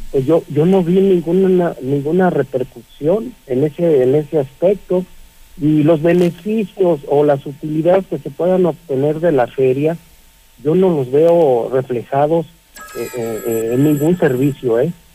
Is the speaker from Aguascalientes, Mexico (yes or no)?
yes; Aguascalientes, Mexico; yo soy de aquí de Aguascalientes, tengo 58 años